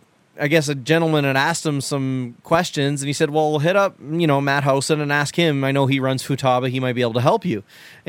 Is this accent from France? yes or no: no; Canada; I'm Canadian